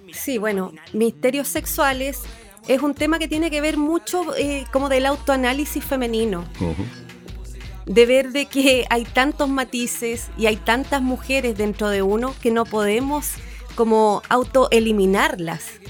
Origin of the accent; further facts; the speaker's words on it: Valparaíso, Chile; como chilenos